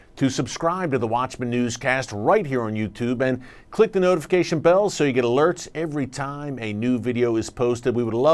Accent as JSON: {"language": "English", "country": "United States", "said": "as an American"}